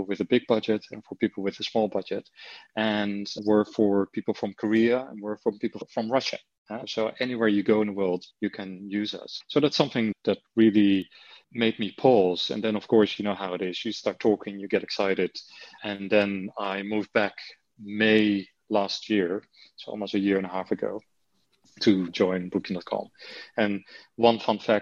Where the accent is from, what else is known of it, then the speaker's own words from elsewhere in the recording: Netherlands; accent: Dutch; English is a second language; moved away as an adult; although the accent never really has gone, you know, so I still have my Dutch accent.